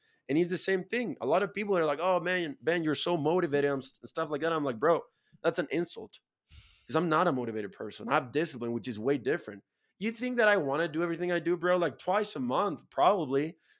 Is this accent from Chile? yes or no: yes; Chile; I'm from Chile, 80,000 people, bro. I live in a farm.